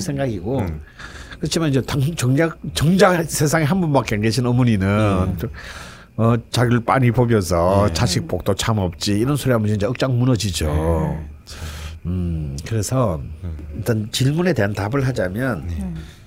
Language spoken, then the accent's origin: Korean; Gyeongsang, South Korea; 저는 또 경상도 사람이고 또 우리 아버지는 전형적인 경상도 사람이기 때문에